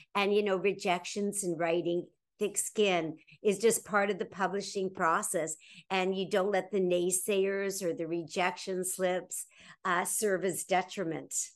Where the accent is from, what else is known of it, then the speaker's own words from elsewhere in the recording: Toronto, Ontario, Canada; my frozen wonderland of my hometown of Toronto, Ontario, Canada